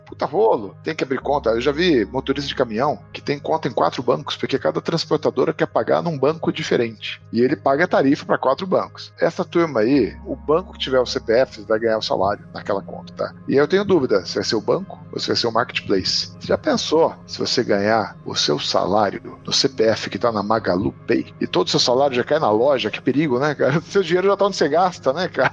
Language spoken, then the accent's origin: Portuguese; Alumínio, São Paulo, Brazil; also born or lived in Sorocaba; Eu nasci em Sorocaba, na verdade, porque eu era de alumínio, é um distrito de Mairink, que agora virou cidade